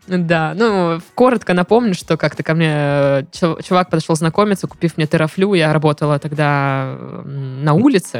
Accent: Krasnodar, Krasnodar Krai, Russia; мы из Краснодара

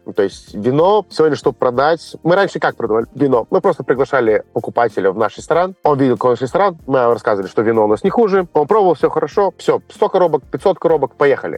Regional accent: Moldova; moved away; also born or lived in China; я из Молдавии.

